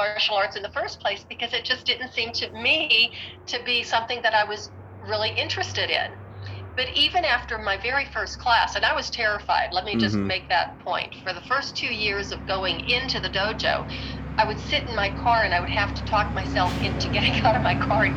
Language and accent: English; Western Pennsylvania, United States; moved away; I'm originally from Pennsylvania, Western Pennsylvania, and I learned how to ski when I was 9 years old.